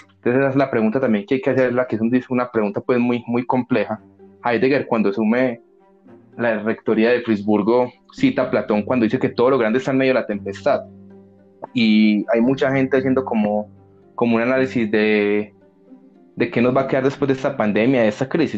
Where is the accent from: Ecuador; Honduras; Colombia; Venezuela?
Colombia; acá en Colombia